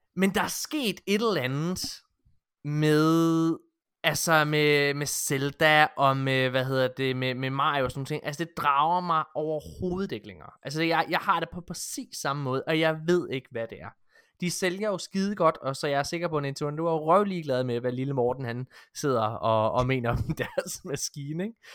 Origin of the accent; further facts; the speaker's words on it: Ølgod, Southern Denmark, Denmark; jeg kommer fra Ølgod